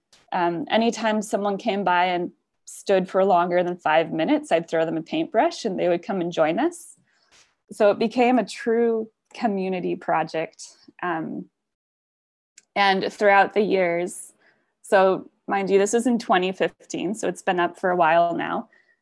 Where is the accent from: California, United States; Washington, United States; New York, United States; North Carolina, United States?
Washington, United States; Sultan; moved away; also born or lived in Vancouver; I'm actually at home in my hometown in Sultan, Washington